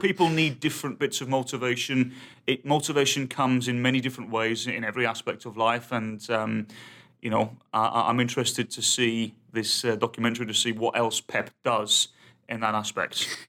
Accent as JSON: {"language": "English", "region": "England", "country": "United Kingdom", "said": "I'm English"}